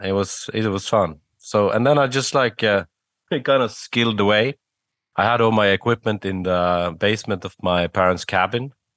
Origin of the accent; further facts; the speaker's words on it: Bergen, Vestland, Norway; from my hometown of Bergen